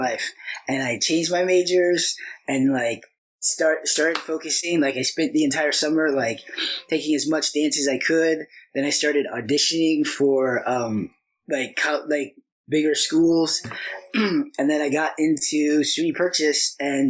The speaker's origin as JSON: {"language": "English", "town": "Lincoln", "region": "Illinois", "country": "United States", "said": "I was from Lincoln"}